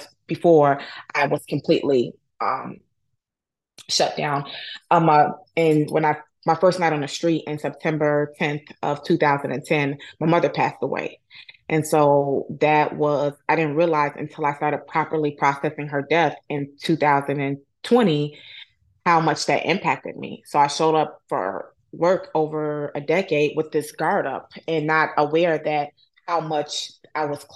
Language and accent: English; Chicago, Illinois, United States; I'm born and raised in Chicago, Illinois